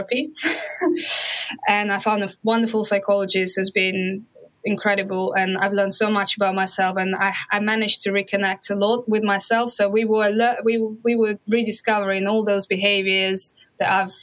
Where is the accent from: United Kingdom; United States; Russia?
Russia; moved away; I'm Russian and this is the part of me.